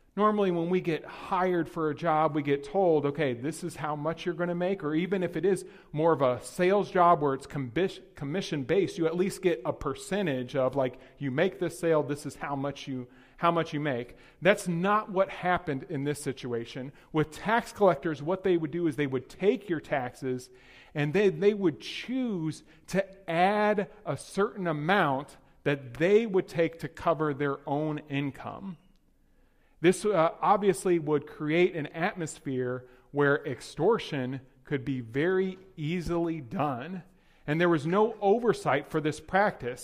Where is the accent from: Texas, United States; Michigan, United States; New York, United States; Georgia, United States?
Texas, United States; moved away; also born or lived in Hyde Park; I'm from Texas